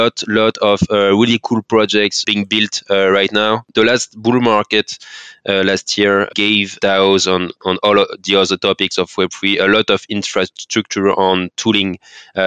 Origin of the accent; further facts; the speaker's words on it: France; accent: French; English is a second language; I'm from France, as you can say, with my accent. So I'll try my best with my French accent.